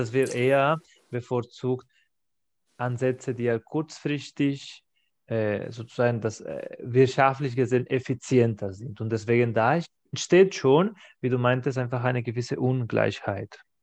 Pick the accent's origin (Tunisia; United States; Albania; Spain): Spain; German is a second language; now in Germany; in meinem Heimatland Spanien